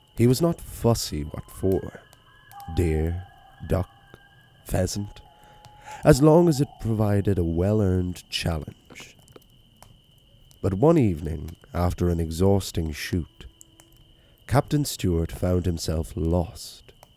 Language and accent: English; Wicklow, County Wicklow, Ireland; it's a pub in my hometown that serves as a B and B as well, um, the Bridge Tavern